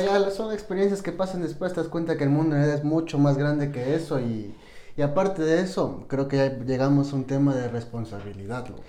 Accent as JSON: {"language": "Spanish", "town": "Quito", "region": "Pichincha", "country": "Ecuador", "tie": "born or raised there", "said": "tengo 28, nací en Quito igual"}